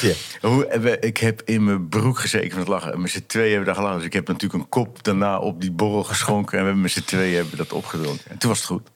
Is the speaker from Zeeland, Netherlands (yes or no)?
yes; Vlissingen, Zeeland, Netherlands; moved away as an adult; Ik ben getogen in Vlissingen ook. Hè, en geboren ook.